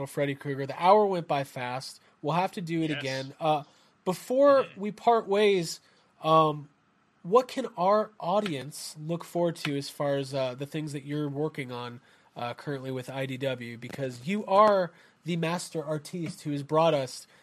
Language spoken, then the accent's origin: English; United States; as an American